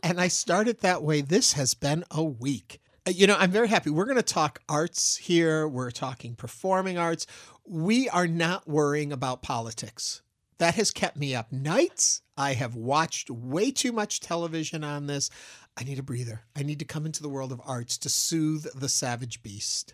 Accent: New York, United States; now in Houston, United States; I'm from New York

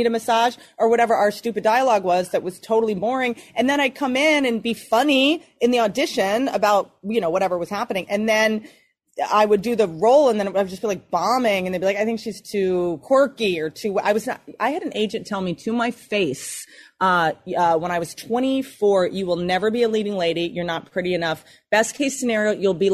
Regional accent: United States; now in Los Angeles, United States; I'm really from Virginia, West Virginia

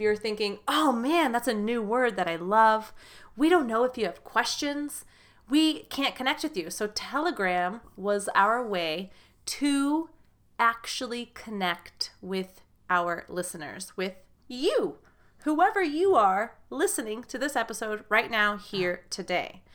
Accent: United States; from the U S American English teacher.

